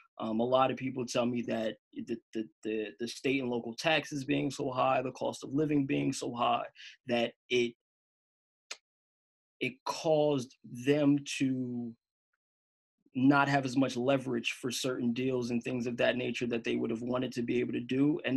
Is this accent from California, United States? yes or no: no; New Jersey, United States; now in Los Angeles, United States; I live in LA. I'm from Jersey. I travel back and forth all the time.